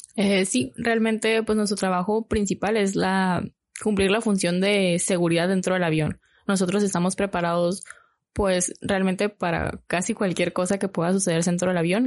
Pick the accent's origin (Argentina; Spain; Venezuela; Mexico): Mexico; Hermosillo, Sonora; moved away as an adult; yo soy de Hermosillo